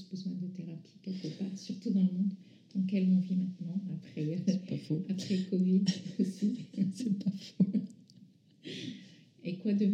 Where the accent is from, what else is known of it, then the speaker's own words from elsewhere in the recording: France; also born or lived in North Africa; mes parents sont iraniens. je suis née en Afrique du Nord. J'ai grandi en France à partir de l'âge de 11 ans.